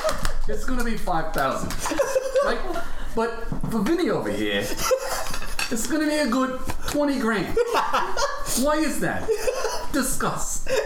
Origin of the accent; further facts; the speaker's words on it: New York, United States; moved away as an adult; now in New Zealand; When I was growing up in New York